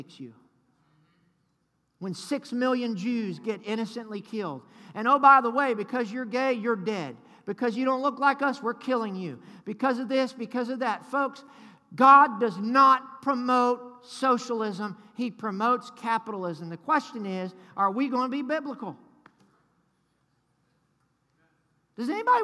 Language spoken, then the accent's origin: English; United States; I'm American